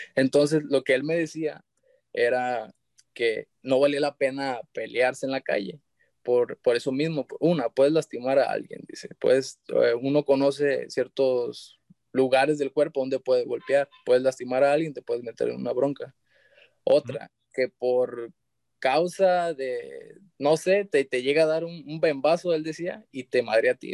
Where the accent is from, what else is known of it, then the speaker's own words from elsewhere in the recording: San Blas, Mexico; yo soy de San Blas, de, allá del municipio de San Blas